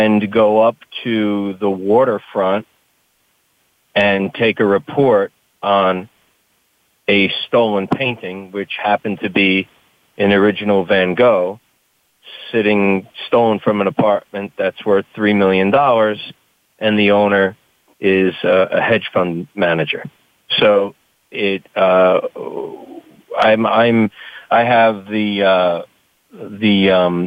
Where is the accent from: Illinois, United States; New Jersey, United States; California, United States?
New Jersey, United States; Hoboken; I grew up in a town called Hoboken in northern New Jersey.